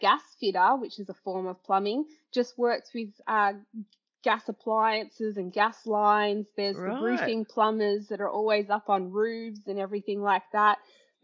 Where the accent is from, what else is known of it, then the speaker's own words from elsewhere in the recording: Highlands, near Yea, Victoria, Australia; also born or lived in Melbourne; I went to Highlands Primary School, which was a tiny little country primary school for a little while